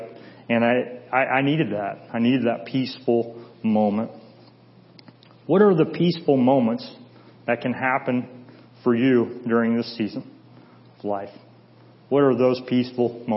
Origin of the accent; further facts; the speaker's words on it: Midwest, United States; now in San Diego, United States; I'm from the Midwest